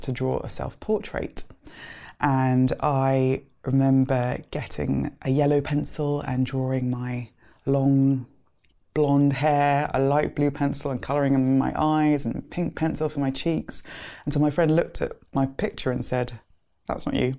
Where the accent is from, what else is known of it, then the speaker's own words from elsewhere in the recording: London, United Kingdom; also born or lived in Nigeria / Lagos; we grew up in kind of southeast London. We moved to Greenwich from Nigeria.